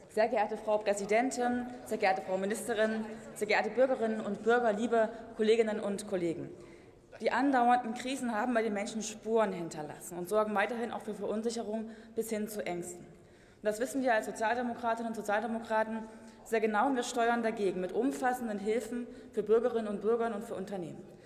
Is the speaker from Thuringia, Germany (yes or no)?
yes; Gera, Thuringia, Germany; meiner Heimatstadt Gera